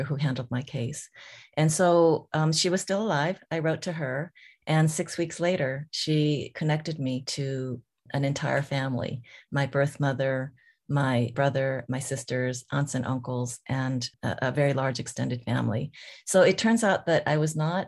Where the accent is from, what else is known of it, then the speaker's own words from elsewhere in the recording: California, United States; first language Korean; English is a second language; also born or lived in South Korea; I was born in South Korea, of course, and was adopted and by a family in California